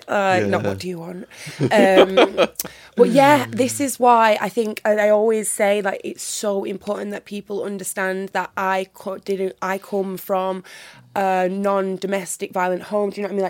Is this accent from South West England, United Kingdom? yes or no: no; North West England, United Kingdom; accent: northern; now in Birmingham, United Kingdom; But luckily, I've still kept my northern accent. I'm very, very happy about that, considering I live in Birmingham now.